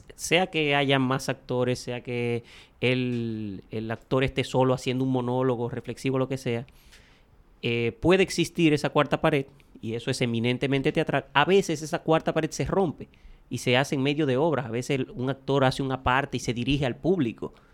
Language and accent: Spanish; Dajabón, Dominican Republic; moved away as an adult; now in Santo Domingo, Dominican Republic; Soy de Dajabón, estudié filosofía y por eso me dedico a la comedia